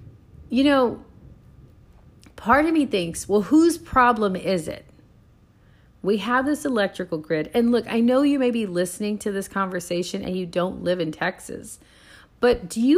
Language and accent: English; Puerto Rico; moved away; Now I go back to thinking of in the island I grew up on in Puerto Rico.